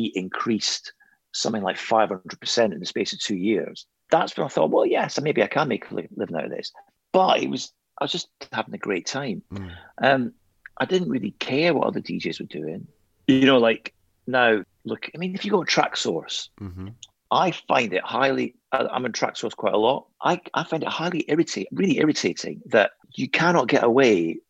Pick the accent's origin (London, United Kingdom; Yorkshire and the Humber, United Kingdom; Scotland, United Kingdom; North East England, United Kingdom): Scotland, United Kingdom; I'm not English. I'm Scottish